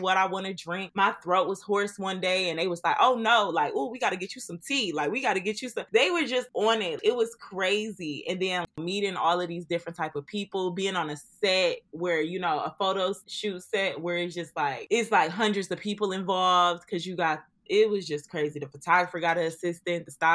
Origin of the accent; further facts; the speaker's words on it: Detroit, Michigan, United States; me and Sam Austin's are from Detroit